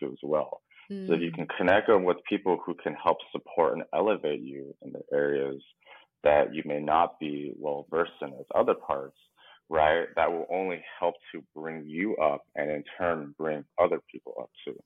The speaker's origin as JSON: {"language": "English", "country": "United States", "tie": "born or raised there", "said": "we have traditional Asian parents, but we grew up here in the West"}